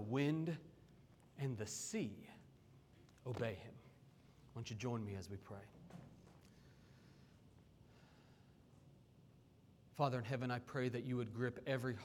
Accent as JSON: {"language": "English", "town": "Oklahoma City", "region": "Oklahoma", "country": "United States", "tie": "born or raised there", "moved": "yes", "said": "growing up in Oklahoma City"}